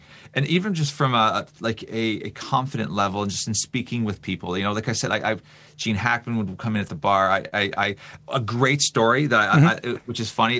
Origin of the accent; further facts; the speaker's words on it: Canada; I mean, I know we're Canadian, but the Great American Songbook is on top of that.